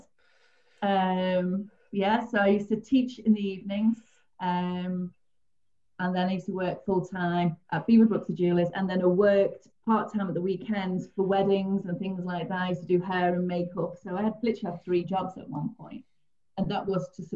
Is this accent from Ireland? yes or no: no; St Helens, North West England, United Kingdom; I'm originally from St. Helens, so I worked in Ormskirk, worked in Liverpool, Warrington